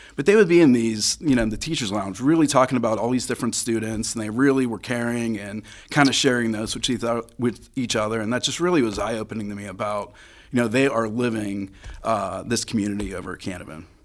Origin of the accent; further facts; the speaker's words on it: Crafton, Pennsylvania, United States; also born or lived in Greentree; I grew up in Crafton. Now I live in Greentree